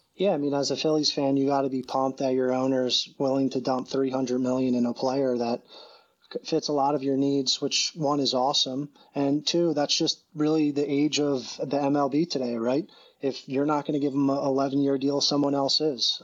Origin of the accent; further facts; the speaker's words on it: Doylestown, Pennsylvania, United States; also born or lived in Long Island, New York; I moved from Long Island when I was, like, three or four years old to Doylestown and then grew up literally right down the road from you